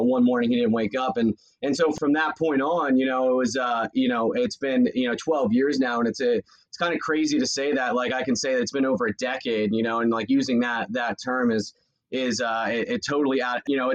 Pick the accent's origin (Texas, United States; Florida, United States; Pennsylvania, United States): Pennsylvania, United States; Doylestown; I grew up in Bucks County, Pennsylvania. So Doylestown